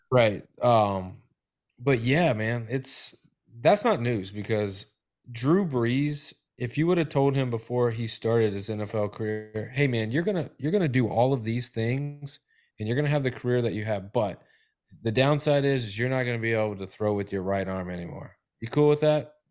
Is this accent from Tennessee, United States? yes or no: yes; Tennessee, United States; now in Florida, United States; I'm from Tennessee and it's always been dressing